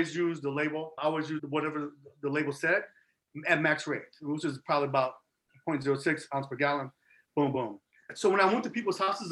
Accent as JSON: {"language": "English", "town": "Chicago", "region": "Illinois", "country": "United States", "moved": "yes", "lives_now": "Arizona, United States", "said": "I'm from Chicago originally, and I'm like hardcore Chicago."}